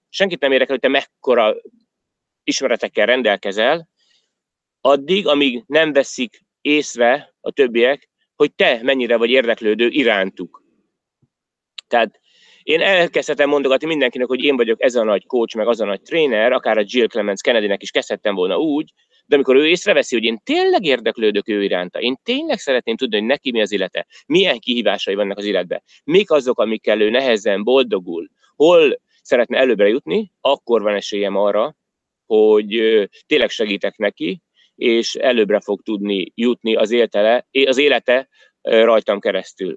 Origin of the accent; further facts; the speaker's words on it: Hungary; moved away as an adult; now in Australia; én is magyar vagyok, meg én is Magyarországra jöttem